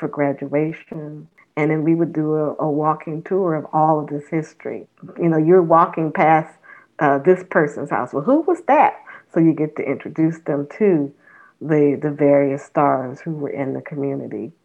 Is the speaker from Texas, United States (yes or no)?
no; Los Angeles, California, United States; moved away as an adult; also born or lived in New Orleans, Louisiana / Richmond, Virginia; now in Nashville, United States; I grew up in Los Angeles, California